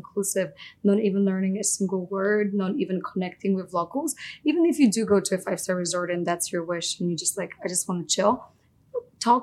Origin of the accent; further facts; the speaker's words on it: Poland; moved away; I grew up in Poland.